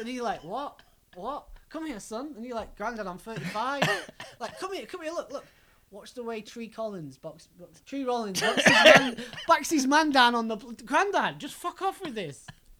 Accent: England, United Kingdom; being English in particular, as I imagine the majority of our listeners probably are

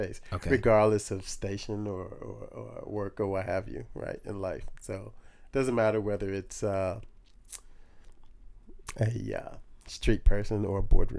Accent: Long Beach, California, United States; From Long Beach.

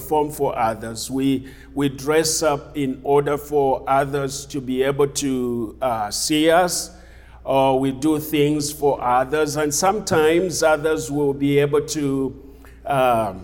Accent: Zambia; moved away; I'm from Zambia, originally from Zambia.

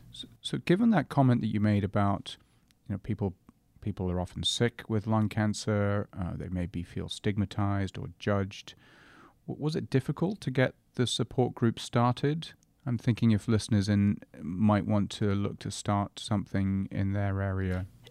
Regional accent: England, United Kingdom; now in Canada; I'm English, but of course we're now both Canadian

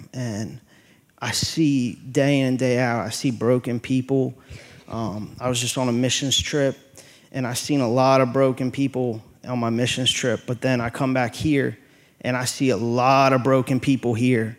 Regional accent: Chambersburg, Pennsylvania, United States; I'm originally from Chambersburg, Pennsylvania

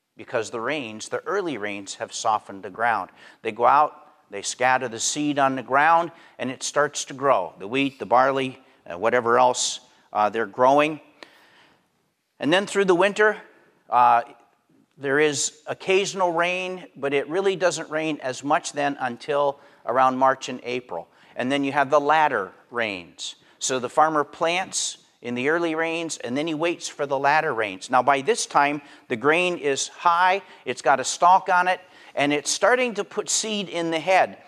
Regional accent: Pennsylvania, United States; I grew up in Pennsylvania

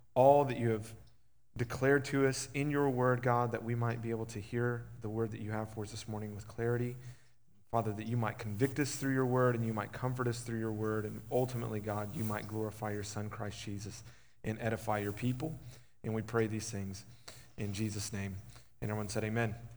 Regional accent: Huffman, Texas, United States; I was raised in Huffman

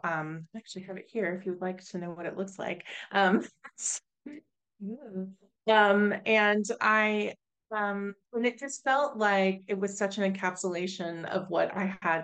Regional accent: Oklahoma, United States; now in Massachusetts, United States; I'm originally from Oklahoma

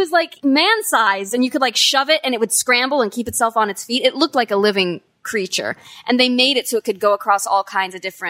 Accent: Albuquerque, New Mexico, United States; moved away as an adult; now in Los Angeles, United States; I was from Albuquerque, where there is a film industry.

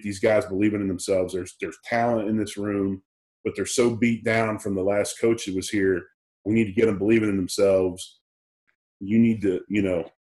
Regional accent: Philadelphia, Pennsylvania, United States; now in Tulsa, United States; I'm from Philadelphia.

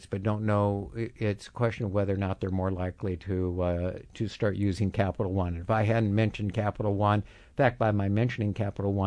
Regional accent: Kansas, United States; I'm from Kansas

